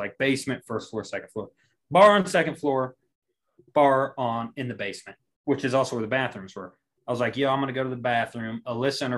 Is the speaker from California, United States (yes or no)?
no; Monette, Arkansas, United States; I come from Monette, tiny town